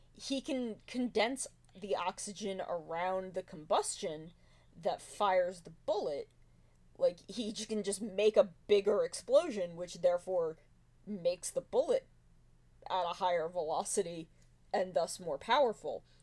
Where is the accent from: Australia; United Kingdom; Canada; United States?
United States; as an American